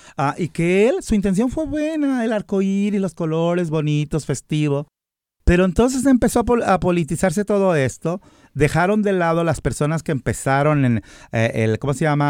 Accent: Guadalajara, Jalisco, Mexico; moved away as an adult; now in United States; yo soy mexicano

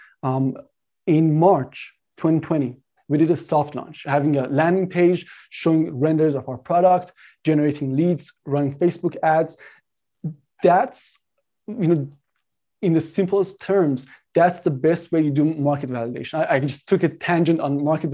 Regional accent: Canada; I'm Canadian

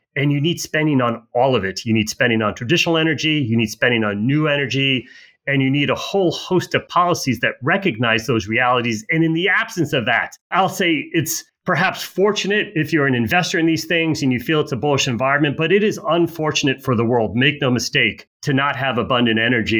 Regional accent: United States; American as as you are

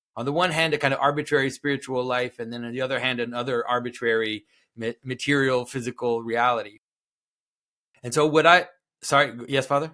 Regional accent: Canada; first language French; English is a second language; I am from Canada. I'm from French-speaking Canada. French is actually my first language

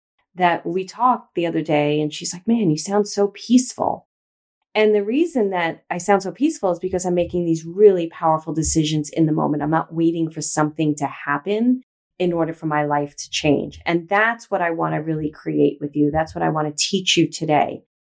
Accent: New York City, New York, United States; moved away; also born or lived in Los Angeles, California; I grew up in Brooklyn

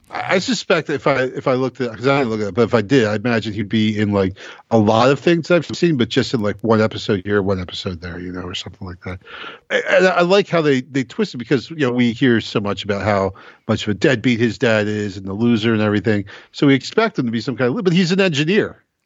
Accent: United States; as an American

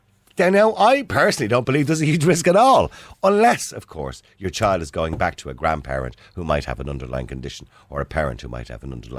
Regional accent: Dublin, Leinster, Ireland; accent: Dublin; I'm from Dublin

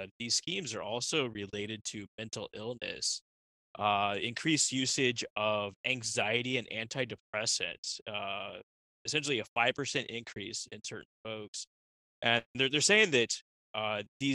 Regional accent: Texas, United States; I'm from Texas

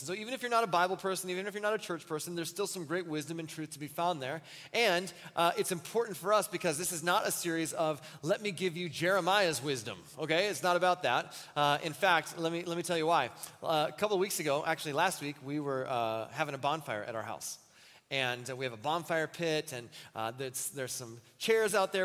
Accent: Wells, Minnesota, United States; also born or lived in Muncie, Indiana; when I was a kid, we lived in southern Minnesota, almost next to the Iowa border, Wells, Minnesota

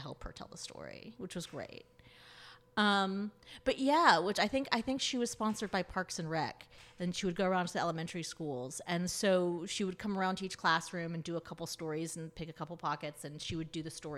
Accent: Tallahassee, Florida, United States; also born or lived in San Diego, United States; now in Philadelphia, United States; I grew up in right outside Tallahassee, Florida. So in rural North Florida

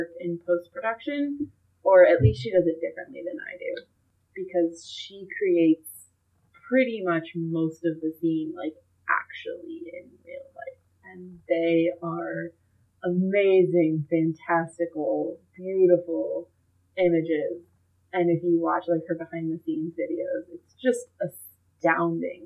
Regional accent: Fort Wayne, Indiana, United States; I'm from Fort Wayne

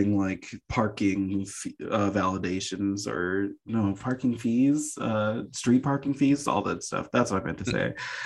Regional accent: Connecticut, United States; also born or lived in Jamaica; now in Los Angeles, United States; I'm from Connecticut

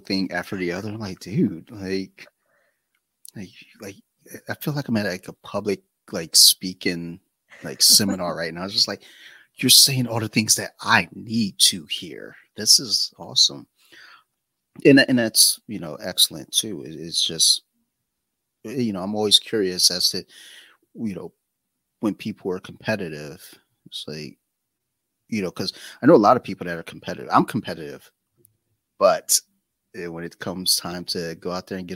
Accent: Detroit, Michigan, United States; now in Maryland, United States; I'm originally from Detroit and I've never liked the cold

